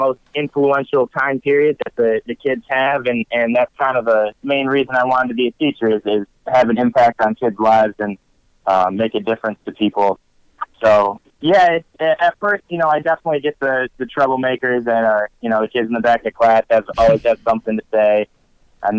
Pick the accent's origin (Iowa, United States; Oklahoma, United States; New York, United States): New York, United States; I'm from New York